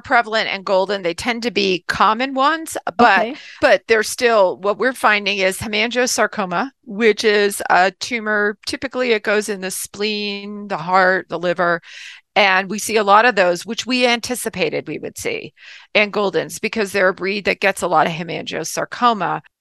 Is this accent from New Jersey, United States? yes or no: yes; New Jersey, United States; I grew up in New Jersey